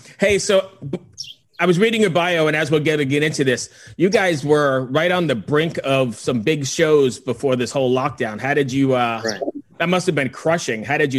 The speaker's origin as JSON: {"language": "English", "town": "Valley Stream", "region": "New York", "country": "United States", "said": "I'm originally from Long Island."}